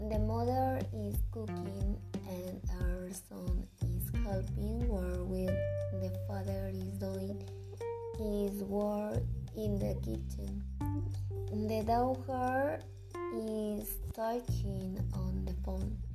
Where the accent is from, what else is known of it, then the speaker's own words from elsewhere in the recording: Chicontepec?, Veracruz, Mexico; English is a second language; I am from Chico, Veracruz.